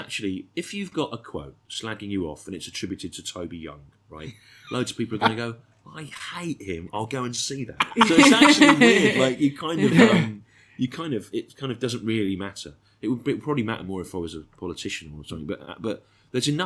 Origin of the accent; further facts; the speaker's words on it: Birmingham, West Midlands, United Kingdom; I was born in Birmingham